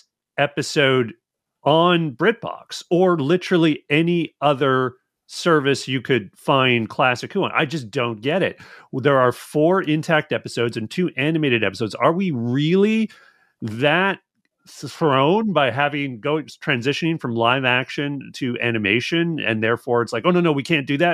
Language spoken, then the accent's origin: English; Canada; I'm from Canada